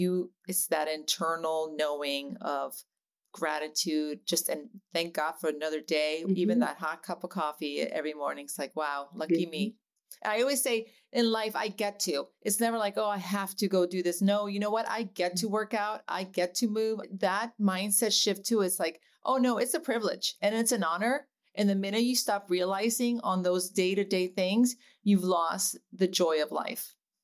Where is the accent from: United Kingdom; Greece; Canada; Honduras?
Honduras; I'm from Honduras